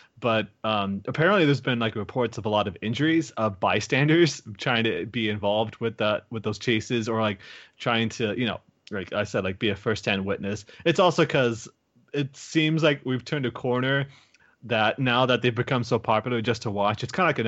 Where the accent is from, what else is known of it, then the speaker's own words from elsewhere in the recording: Iowa, United States; now in California, United States; I come from Iowa where it's like we get traffic, but people are pretty, you know, they're very kind